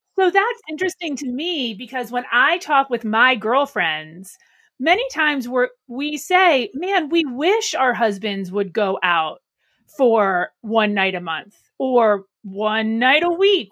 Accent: Arlington, Alexandria, Virginia, United States; our Arlington, Alexandria office. It's my hometown

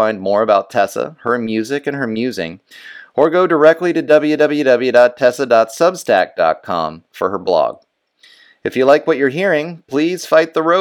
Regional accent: United States; me as an American

